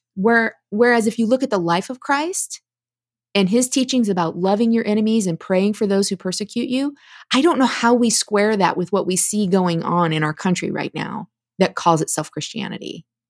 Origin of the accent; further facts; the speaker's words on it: Midwest, United States; I was raised in the Midwest as well